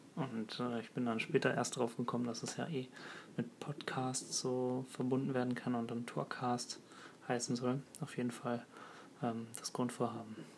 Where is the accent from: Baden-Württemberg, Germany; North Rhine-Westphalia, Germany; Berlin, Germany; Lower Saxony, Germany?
North Rhine-Westphalia, Germany; Ruhr area; also born or lived in Birkenfeld; Ich komme aus dem Ruhrgebiet